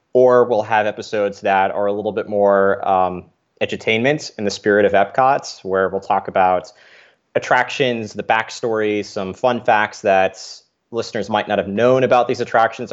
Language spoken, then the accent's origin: English; New York, United States; I grew up in New York